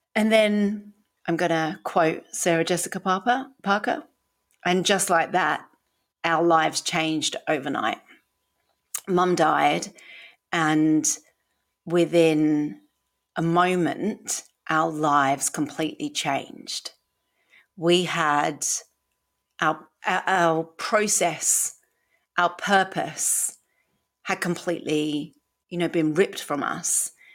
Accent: United Kingdom; accent: British; moved away as an adult; also born or lived in Sydney, Australia; now in Queensland, Australia; from my accent, I am British

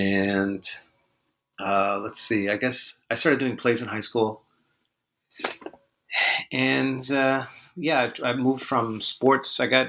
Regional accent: Fargo, North Dakota, United States; Yeah, my father was a judge. I grew up in mostly in Fargo, North Dakota, around there.

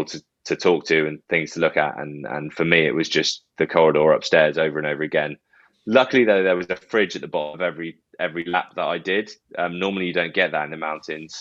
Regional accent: Bath, South West England, United Kingdom; moved away as an adult; also born or lived in Doncaster; I've signed for Bath after I left school and it was my hometown club

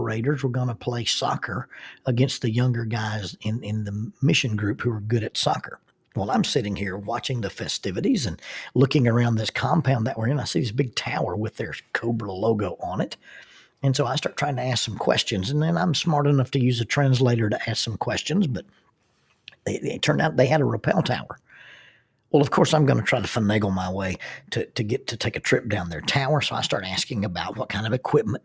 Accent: the South, United States; accent: southern; in my southern accent, it comes out as buenos dias

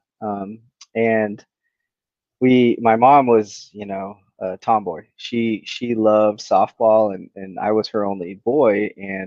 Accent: Salt Lake City, Utah, United States; growing up in Salt Lake City, there was a lot of local pros

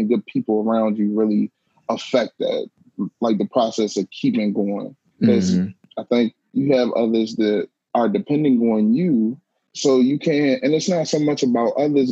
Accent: Prince George's County, Maryland, United States; I was born and raised in Prince George's County, Maryland, right outside of Washington, D.C.

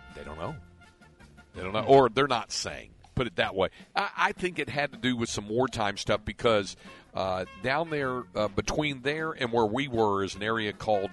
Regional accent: Greensboro, North Carolina, United States; Greensboro, my hometown

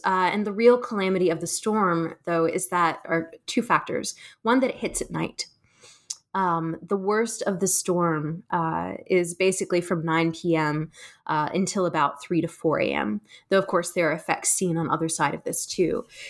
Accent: South Carolina, United States; I, I grew up in South Carolina, um, so I'm from the state

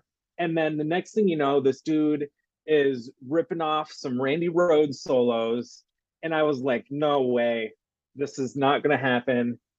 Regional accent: Winthrop, New York, United States; now in Albany, United States; I'm originally from Winthrop, New York.

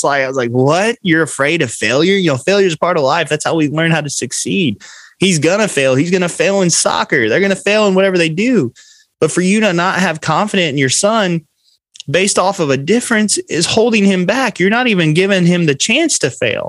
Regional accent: Du Quoin, Illinois, United States; in my hometown of DuQuoin, Illinois

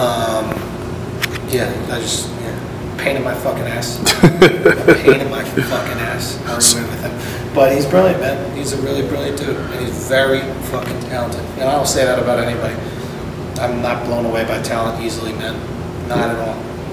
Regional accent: New York, United States; I grew up in New York in the fucking 90s

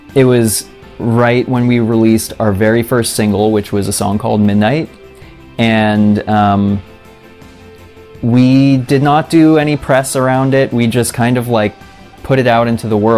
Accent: Vermont, United States; moved away as an adult; also born or lived in Boston; now in Los Angeles, United States; I grew up in Vermont, so very cold, very boring

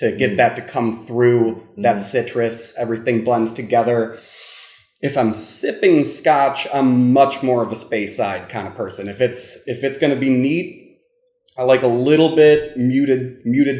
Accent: United States; I am an American

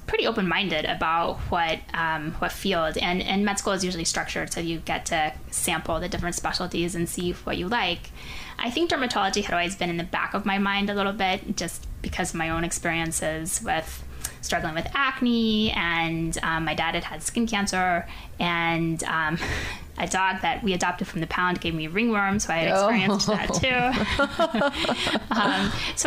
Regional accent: Pensacola, Florida, United States; moved away as an adult; I grew up in Pensacola, Florida

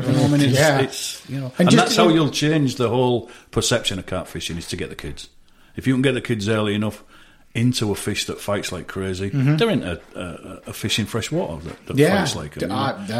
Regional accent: United Kingdom; but who am I as a Brit to come over to the US to say, don't kill that, you know?

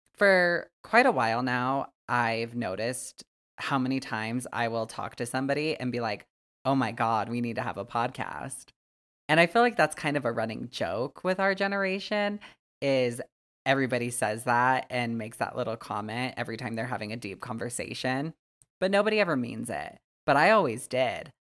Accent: Wyoming, United States; I'm from Wyoming, born and raised, and I still fucking live here

